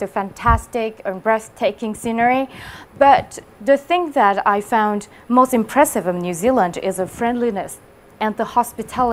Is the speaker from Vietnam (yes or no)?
yes; Hòa Bình, Vietnam; English is a second language; moved away; I come from Huabing, and it is a mountainous area.